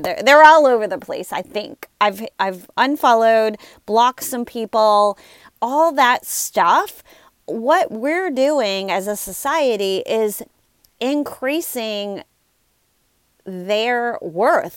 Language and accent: English; Louisiana, United States; I'm from Louisiana